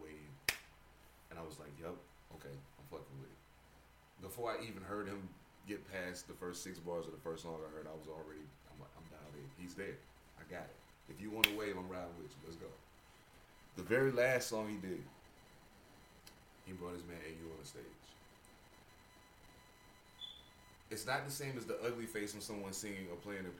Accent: East Coast, United States; growing up on the East Coast

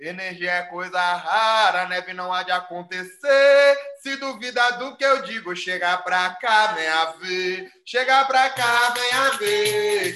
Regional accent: Southeast, Brazil; a gente é do Sudeste

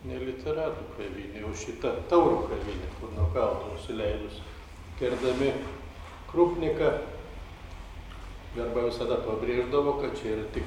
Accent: Klaipėda, Klaipėda County, Lithuania; nes aš esu klaipėdiškis.

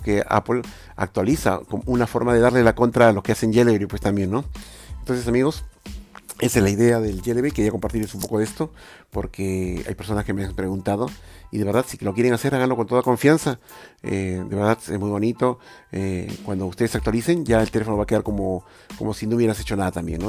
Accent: Lima, Peru; soy de Lima.

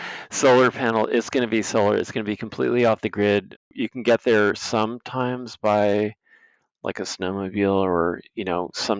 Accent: New York City, New York, United States; I grew up here.

